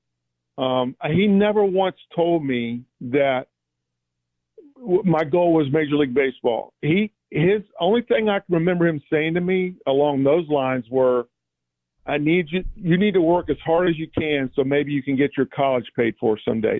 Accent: Jacksonville, Florida, United States; I grew up in the Southside area

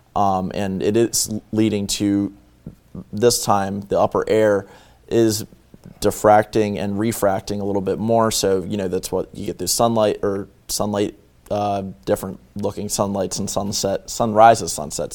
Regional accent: northern Delaware, United States; I'm from Delaware. I am from northern Delaware

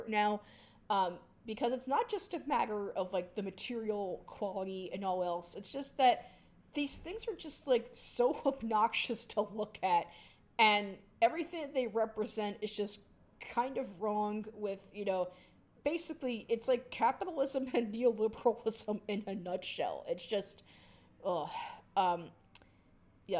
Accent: New York City, New York, United States; my hometown's, skyline

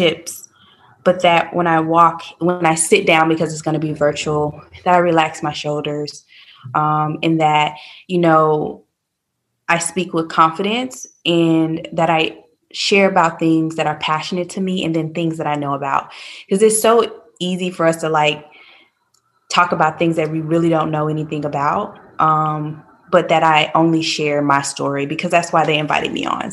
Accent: Little Rock, Arkansas, United States; moved away as an adult; now in Raleigh, United States; I am originally from Little Rock, Arkansas. But about 9 years ago, I moved to Raleigh, and I've been here ever

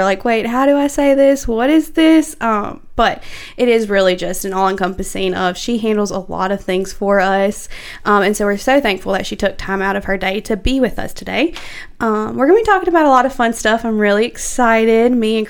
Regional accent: Louisiana, United States; I was raised in Louisiana

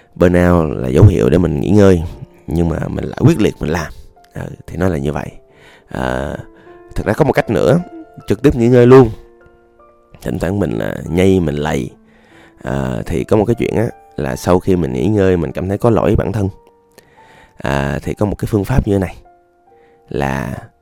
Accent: Da Lat, Lam Dong, Vietnam; moved away; quê tôi đà lạt

